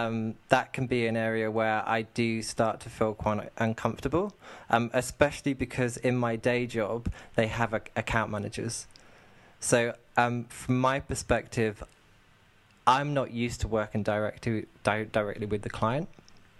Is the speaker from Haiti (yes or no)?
no; United Kingdom; accent: southern; also born or lived in near London; now in Manchester, United Kingdom; Manchester, but I've actually got a southern accent, so my accent is very different to the people in this area